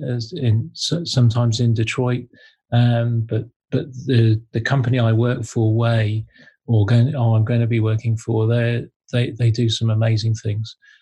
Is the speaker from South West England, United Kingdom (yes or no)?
yes; Devon, South West England, United Kingdom; moved away; also born or lived in Manchester; I grew up in Devon.